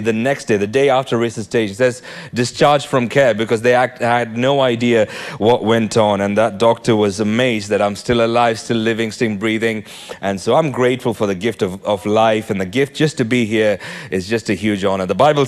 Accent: Nigeria; born there; Hey, I was born in Nigeria. Any Nigerians in the house?

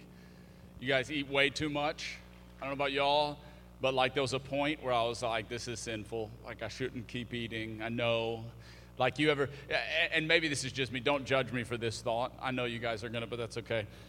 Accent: Cajun, Louisiana, United States; also born or lived in Alabama / the South; now in Houston, United States; I'm a Cajun

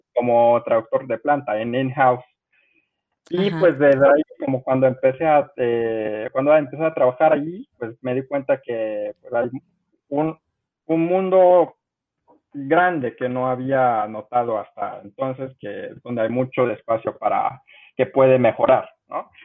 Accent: Mexico; accent: Mexican Spanish; also born or lived in South Korea; yo crecí en México, yo crecí

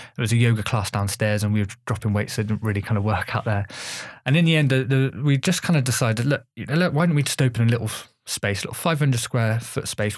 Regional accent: Bath, South West England, United Kingdom; I grew up in Bath.

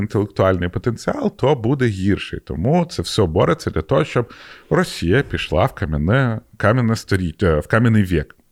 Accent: Ukraine; в мене паспорт український

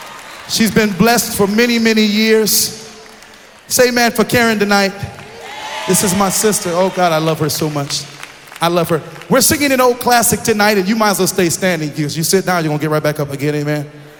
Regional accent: Detroit, Michigan, United States; I'm from Detroit.

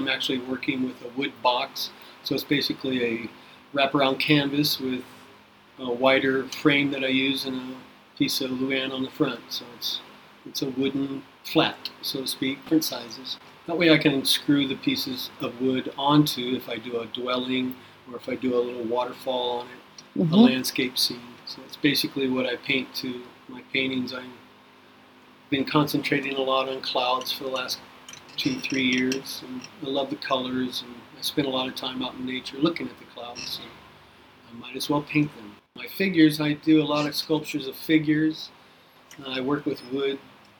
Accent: Nebraska, United States; Moved in and out of Nebraska. And I've stayed in Nebraska, so I'm pretty much from Nebraska.

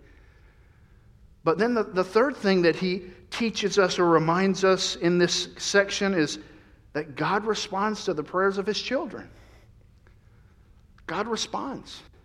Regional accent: Central Florida, United States; moved away; I grew up in Central Florida

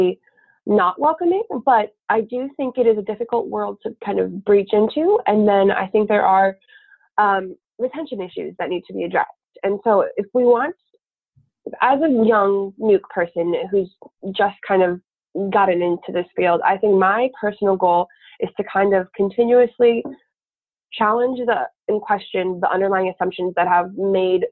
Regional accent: South Dakota, United States; I grew up in South Dakota

